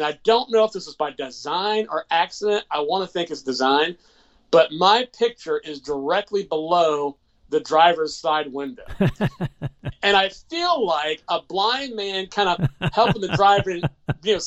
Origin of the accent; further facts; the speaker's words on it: Macon, Georgia, United States; I'm the official music ambassador in my hometown of Macon, Georgia.